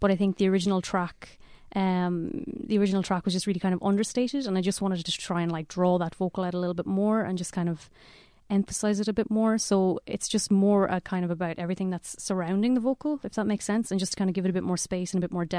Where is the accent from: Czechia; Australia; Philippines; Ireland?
Ireland; Mayo, Connacht; I'm actually from Mayo originally.